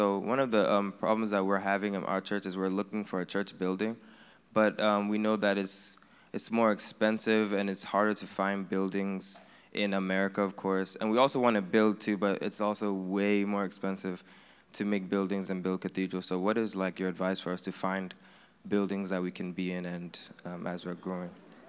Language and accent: English; Maryland, United States; I'm from Maryland, or First Love Hanover.